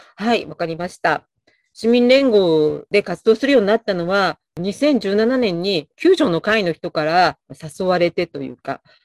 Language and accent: Japanese; Kumamoto, Japan; moved away as an adult; now in Kanagawa, Japan; 出身は熊本です。結婚を機に神奈川県民になりました